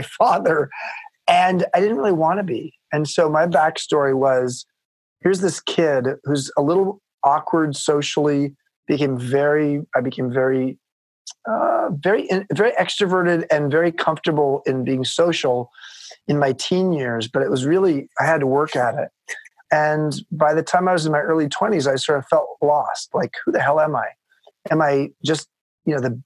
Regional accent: Long Beach, California, United States; born or raised there

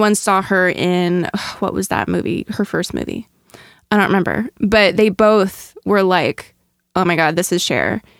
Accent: Kansas City, Midwest, United States; I'm from the Midwest

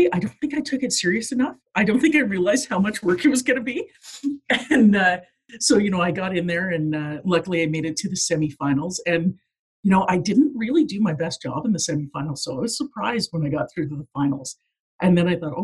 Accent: Fort McMurray, Alberta, Canada; moved away as an adult; also born or lived in Newfoundland / Edmonton; I mean, I grew up in Alberta. I grew up in Fort McMurray, actually

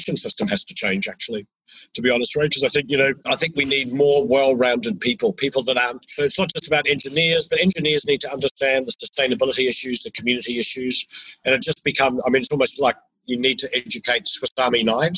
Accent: New Zealand; moved away; I'm originally from New Zealand, and we New Zealanders

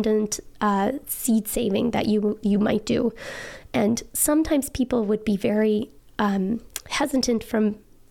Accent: Trap Rock Valley, Michigan, United States; When I grew up in Trap Rock Valley, it was very cold

